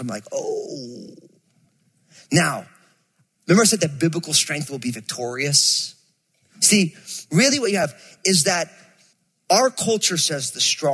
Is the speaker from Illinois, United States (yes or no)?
no; New Jersey, United States; I'm from Jersey, and so I moved this sweet, angelic California girl to Jersey.